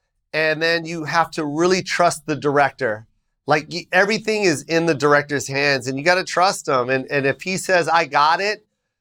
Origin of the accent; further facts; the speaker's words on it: Las Vegas, Nevada, United States; I love Las Vegas. That's my hometown. I have a house there.